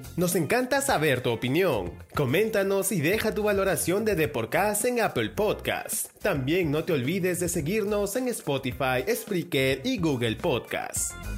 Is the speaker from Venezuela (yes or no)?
no; Peru; soy peruano